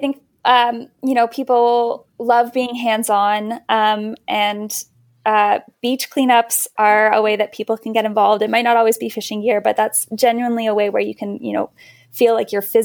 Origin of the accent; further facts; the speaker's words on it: Canada; As a Canadian